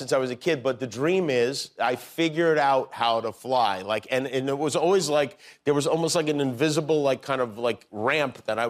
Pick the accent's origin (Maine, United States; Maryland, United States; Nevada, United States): Nevada, United States; Las Vegas; You know, I grew up in Las Vegas, so I'm one of those people who